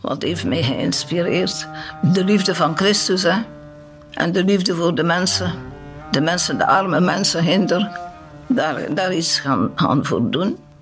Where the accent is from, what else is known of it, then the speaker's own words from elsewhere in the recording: Knokke, Flanders, Belgium; moved away as an adult; also born or lived in Congo / Cameroon; now in Heverlee, Belgium; Van afkomsten van knokken